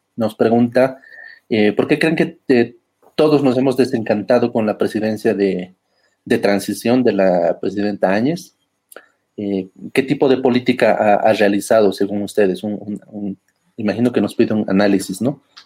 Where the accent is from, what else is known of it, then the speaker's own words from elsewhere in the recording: Bolivia; estamos eh, como bolivianos